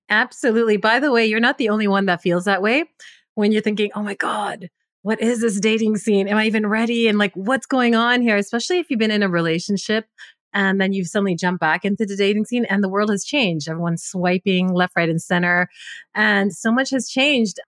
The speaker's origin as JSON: {"language": "English", "country": "Canada", "tie": "born or raised there", "said": "I'm a Punjabi, but born and raised in Canada"}